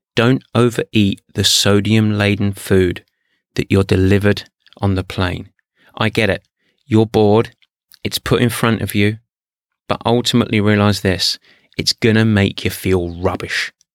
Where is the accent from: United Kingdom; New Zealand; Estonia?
United Kingdom; England; I'm English.